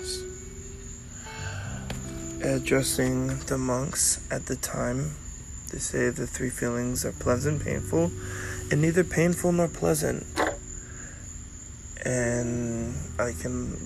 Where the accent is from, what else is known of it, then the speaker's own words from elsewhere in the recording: United States; growing up in America